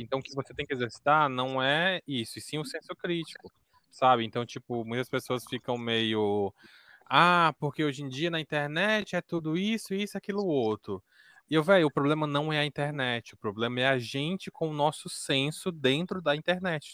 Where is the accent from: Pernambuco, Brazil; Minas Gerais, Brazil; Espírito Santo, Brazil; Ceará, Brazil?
Ceará, Brazil; Northeast; eu sou aqui do Nordeste do Ceará